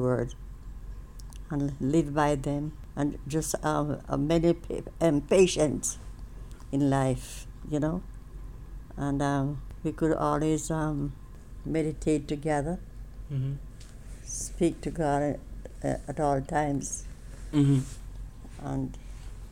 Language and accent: English; Jamaica; moved away as an adult; also born or lived in London, United Kingdom; now in United States; I was born in Jamaica